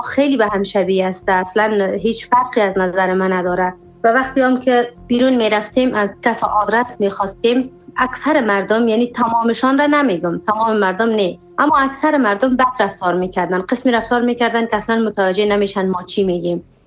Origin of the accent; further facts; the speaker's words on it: Afghanistan; moved away as an adult; now in Iran; با سر بلند میگفتم من افغانی هستم